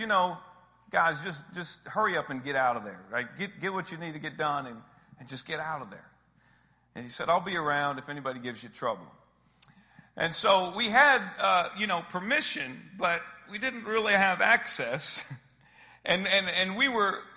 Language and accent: English; Austin, Texas, United States; I am from Austin, Texas